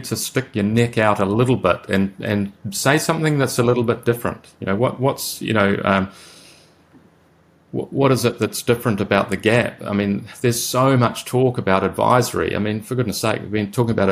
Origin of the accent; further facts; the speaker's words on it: Whakatane, Bay of Plenty, New Zealand; I'm from a tiny little town with a population of 6,000 people